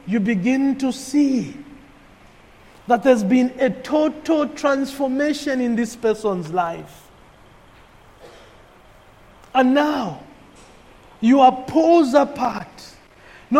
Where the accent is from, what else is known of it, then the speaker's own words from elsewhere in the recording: Kitwe, Copperbelt Province, Zambia; Growing up in Kitwe